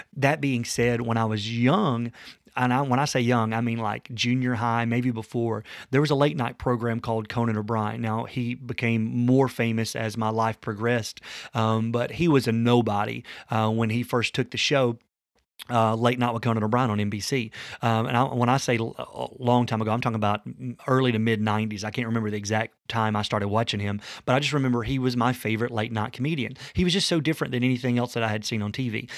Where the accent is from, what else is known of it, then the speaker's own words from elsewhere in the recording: the South, United States; as a young man coming from the South